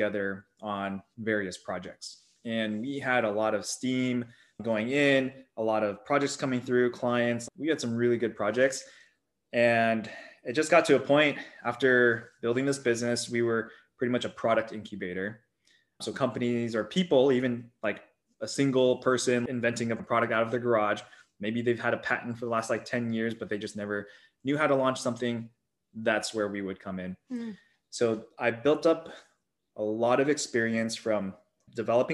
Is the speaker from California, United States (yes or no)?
yes; Silicon Valley, California, United States; Being born and raised in Silicon Valley